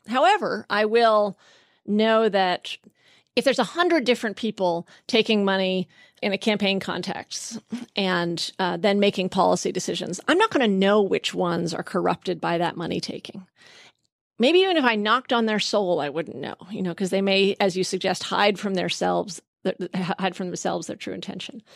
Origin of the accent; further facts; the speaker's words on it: Vermont, United States; I grew up in Vermont